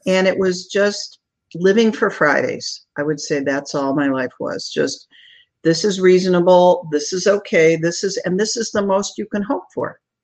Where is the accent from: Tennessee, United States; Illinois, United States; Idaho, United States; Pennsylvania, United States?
Illinois, United States; Chicago; moved away as an adult; now in Sarasota, United States; after an entire lifetime as a Chicagoan, my husband and I moved to the Florida to Sarasota